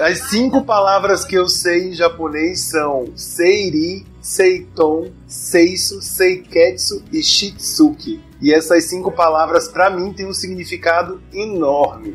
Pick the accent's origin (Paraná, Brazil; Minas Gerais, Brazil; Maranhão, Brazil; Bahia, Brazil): Maranhão, Brazil; also born or lived in São Paulo; regressando aqui para o Maranhão